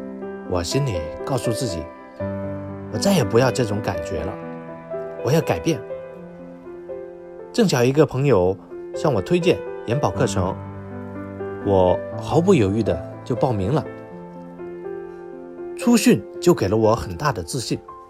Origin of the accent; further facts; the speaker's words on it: Hunan, China; 因为我老家是湖南的，并且生于龙年